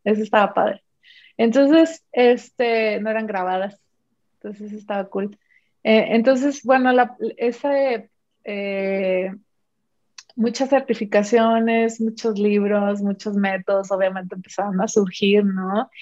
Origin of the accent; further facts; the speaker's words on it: Mexico; soy mexicana